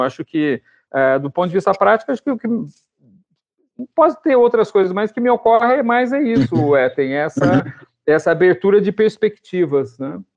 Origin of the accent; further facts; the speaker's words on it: Londrina, Paraná, Brazil; moved away as an adult; now in Curitiba, Brazil; eu que saí de Londrina